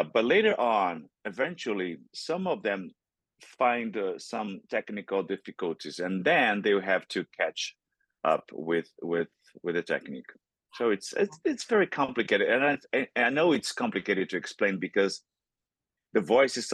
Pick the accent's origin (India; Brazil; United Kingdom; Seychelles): Brazil; first language Portuguese; English is a second language; moved away; growing up in Brazil. I grew up in Brazil